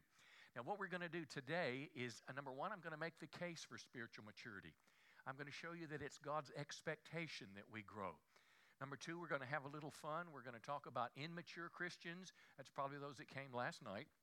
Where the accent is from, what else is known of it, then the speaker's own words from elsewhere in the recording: the Bible Belt, United States; I was raised in America. I was raised in the Bible Belt.